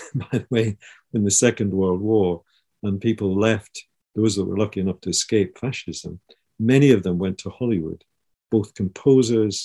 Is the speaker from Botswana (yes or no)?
no; Edinburgh, Scotland, United Kingdom; I grew up in Scotland, in Edinburgh, in Scotland